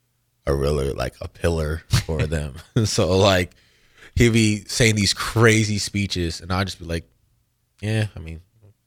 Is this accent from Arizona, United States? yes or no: yes; Chandler, Arizona, United States; moved away as an adult; also born or lived in Nebraska; I'm from Chandler, Arizona.